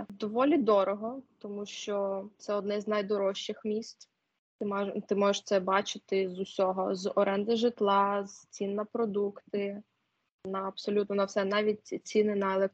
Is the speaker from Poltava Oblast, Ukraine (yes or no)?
yes; Poltava, Poltava Oblast, Ukraine; З міста Полтава.